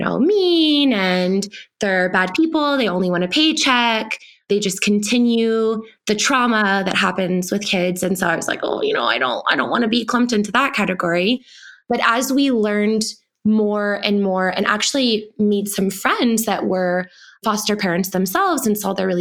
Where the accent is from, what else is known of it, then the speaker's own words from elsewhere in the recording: Texas, United States; now in Colorado, United States; I am white, born and raised in Texas and then moved to Colorado